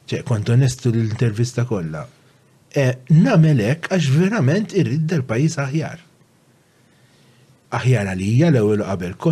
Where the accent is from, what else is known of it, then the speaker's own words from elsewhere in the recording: Malta; also born or lived in Żebbuġ; Jiena meta iddeċidejt li nibqa' Malta